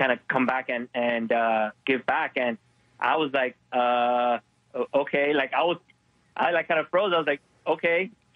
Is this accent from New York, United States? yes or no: no; Miami, Florida, United States; moved away; I'm from Miami